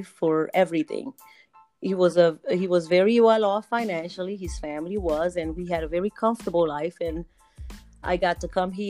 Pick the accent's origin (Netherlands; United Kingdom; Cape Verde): Cape Verde; English is a second language; moved away as an adult; I am originally from Cape Verde Islands on the west coast of Africa, but I've moved here a while ago, since I was 21, 22 years old.